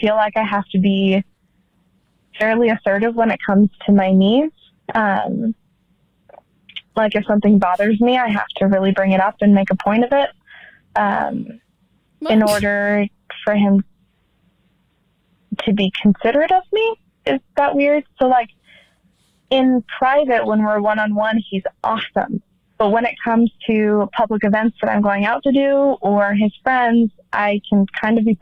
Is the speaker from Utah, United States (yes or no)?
yes; Utah, United States; I am 25 and from Utah